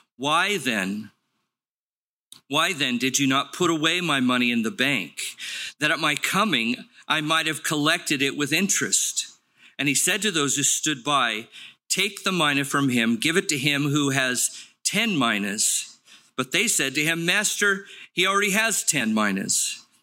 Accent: Los Angeles, California, United States; I grew up in Los Angeles at the base of Palos Verdes, the Torrance area.

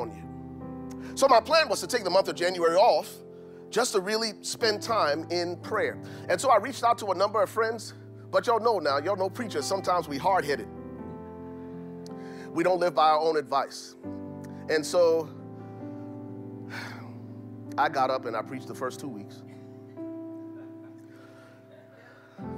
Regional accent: Liberia; now in Minnesota, United States; I'm from Liberia

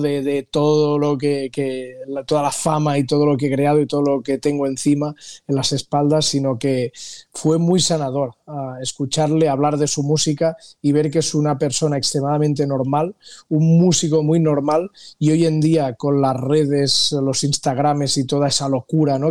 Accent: Costa Brava, near Cap de Creus, Catalonia, Spain; moved away; also born or lived in Los Angeles, United States; yo que soy del norte, de la Costa Brava, de cerca del, Cap de Creus

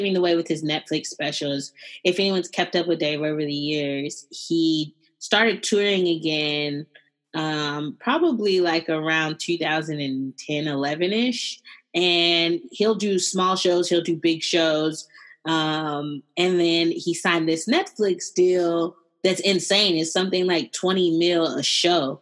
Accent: North Carolina, United States; we're from North Carolina.

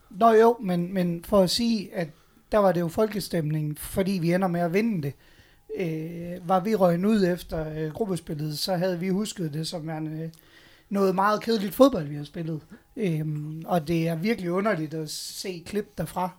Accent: Aalborg, North Denmark Region, Denmark; der er vi jo Aalborgenser, og vi er nordjyder

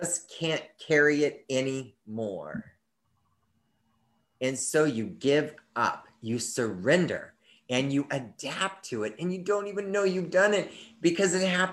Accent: United States; we, as the American people

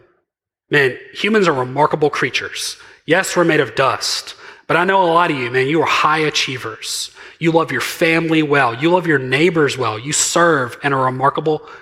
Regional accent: Mississippi, United States; I'm very from Mississippi

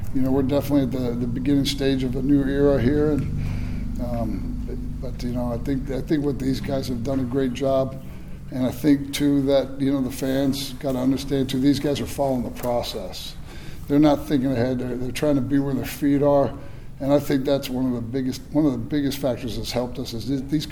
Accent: Boca Raton, Florida, United States; now in Tampa, United States; worked with Jim Leavitt down at FAU

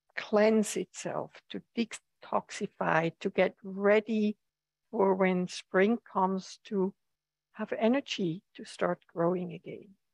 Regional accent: Switzerland; now in United States; I come from Switzerland where the seasons are very pronounced or have been very pronounced

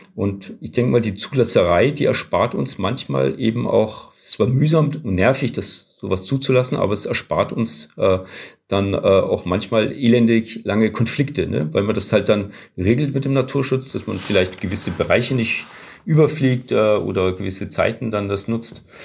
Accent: Southern Germany, Germany; wir kommen aus Süddeutschland

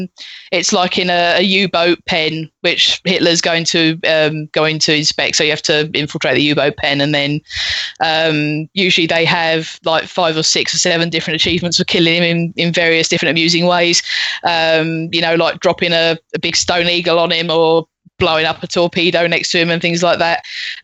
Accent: United Kingdom; obviously being British and of a certain age, of Games Master and of Patrick Moore

